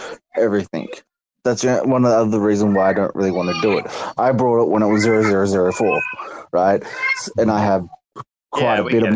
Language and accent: English; Australia; I'm Australian